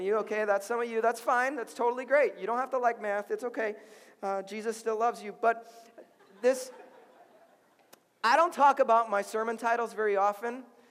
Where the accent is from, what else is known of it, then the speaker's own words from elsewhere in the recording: Chicago, Illinois, United States; now in Minnesota, United States; I'm from Chicago. Okay, I'm from Chicago